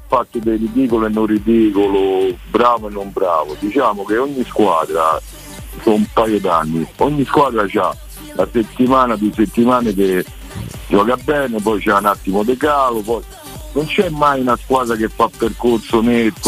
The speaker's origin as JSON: {"language": "Italian", "town": "Rome", "region": "Lazio", "country": "Italy", "said": "io sono da Roma"}